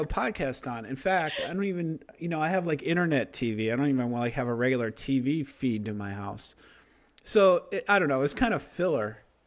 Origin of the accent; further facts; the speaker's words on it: Chicago, Illinois, United States; I'm from Chicago